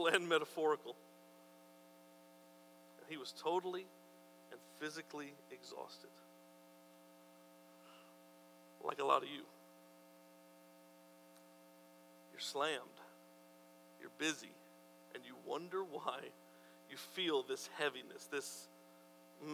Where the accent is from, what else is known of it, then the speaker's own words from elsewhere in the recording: New Mexico, United States; I'm from New Mexico